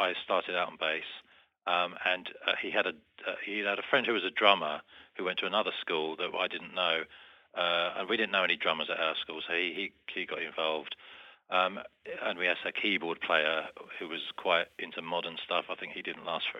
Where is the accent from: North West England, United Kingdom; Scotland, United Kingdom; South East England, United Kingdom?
South East England, United Kingdom; Medway Towns; we came from the Medway Towns